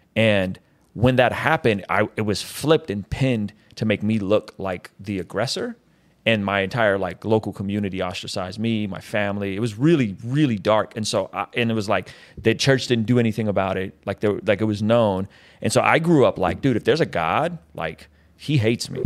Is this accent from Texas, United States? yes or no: no; San Diego, California, United States; also born or lived in Baku, Azerbaijan; I grew up in San Diego